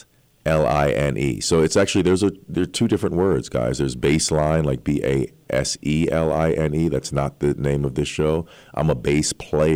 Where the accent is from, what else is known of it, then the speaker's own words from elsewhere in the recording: New York City, New York, United States; I am a New Yorker, I was born and raised here.